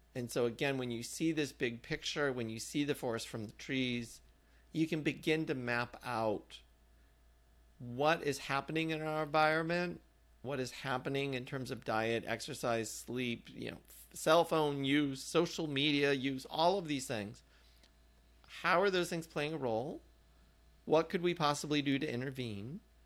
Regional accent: Indiana, United States; moved away; also born or lived in Massachusetts; growing up in Indiana

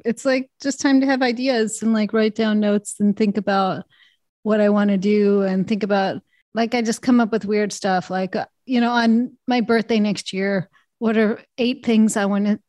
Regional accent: Canada; born there; I was born in Canada, so that's off the table.

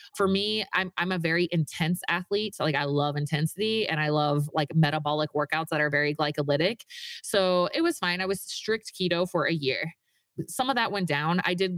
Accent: Virginia, United States; moved away as an adult; now in Utah, United States; I was raised in it. I grew up in Virginia, moved to Utah to go to the Mormon college, you know, got married at 20 years old

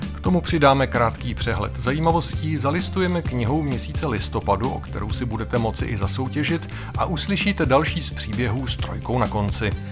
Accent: Czechia; I u nás v Čechách

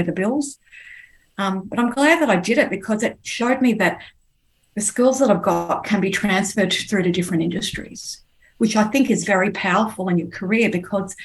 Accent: Sydney, New South Wales, Australia; moved away as an adult; now in Melbourne, Australia; I was born in Sydney

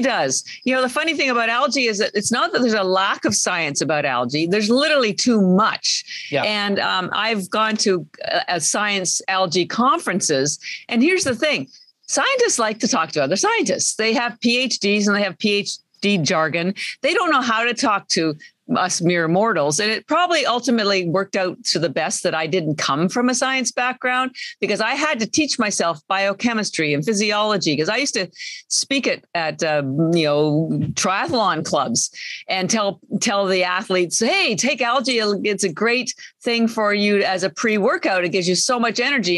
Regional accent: Canada; moved away; I'm Canadian

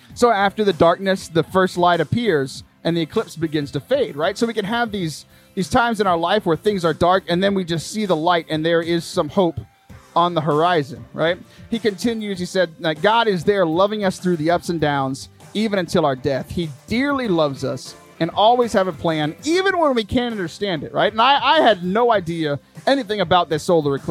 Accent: Lake Jackson, Texas, United States; I was Michael's youth minister back in my hometown of Lake Jackson

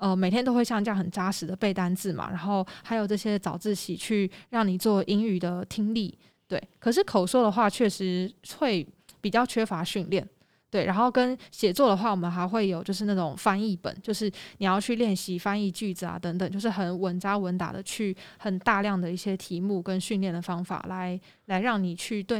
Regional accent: Taiwan; 整个学校只有我一个台湾人，然后有时候可能上到历史课、政治课就会比较敏感一点

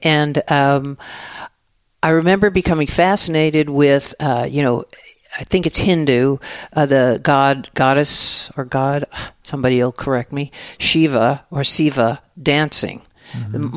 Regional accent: Dallas, Texas, United States; moved away as an adult; also born or lived in San Francisco / New York; now in Austin, United States; I grew up in Dallas, Texas, so mm-hmm. in the suburbs

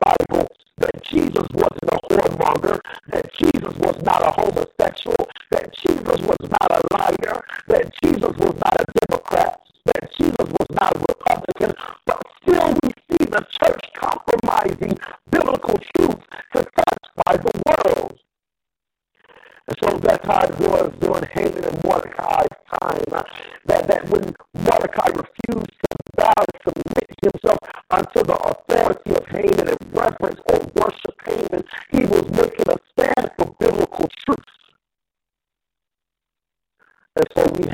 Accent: Atlanta, Georgia, United States; in my hometown of Atlanta, Georgia

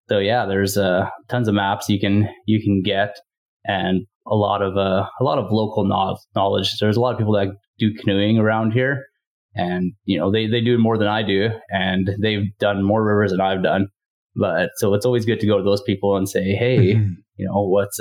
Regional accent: Northern Saskatchewan, Canada; also born or lived in Winnipeg; I'm originally from Northern Saskatchewan

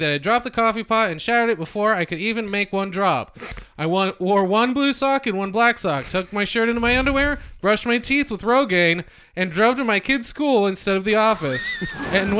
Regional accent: a hometown on the Sacramento River, California, United States; in my hometown, we did one, and it was like huge, and it went down the Sacramento River.

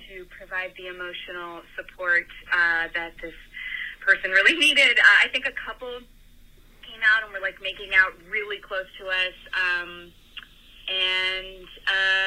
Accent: Tucson, Arizona, United States; moved away; I grew up in Tucson, Arizona

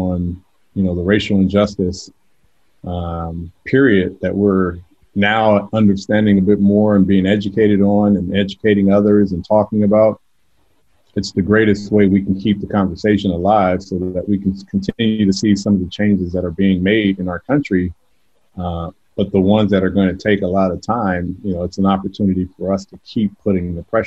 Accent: California, United States; moved away as an adult; also born or lived in Georgia; now in Atlanta, United States; I grew up in California

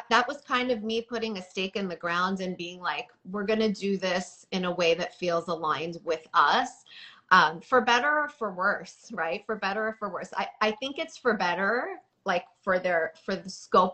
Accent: Toronto, Ontario, Canada; moved away as an adult; now in New York, United States; I was raised in Toronto where it was very diverse

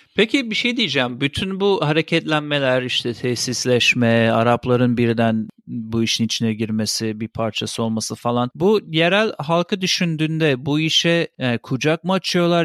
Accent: Turkey; moved away

